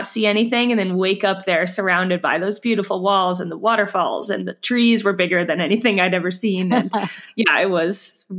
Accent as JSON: {"language": "English", "region": "New Jersey", "country": "United States", "also_born_or_lived": "North Carolina", "said": "I'm from the East Coast, first New Jersey and then North Carolina."}